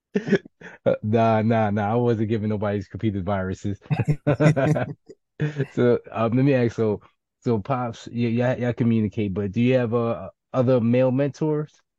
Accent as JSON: {"language": "English", "town": "New York City", "region": "New York", "country": "United States", "said": "I'm from the Bronx and from the hood"}